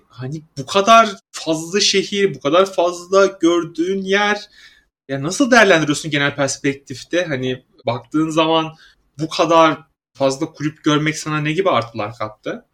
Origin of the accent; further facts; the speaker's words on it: Samsun, Turkey; ben mesela Samsunluyum.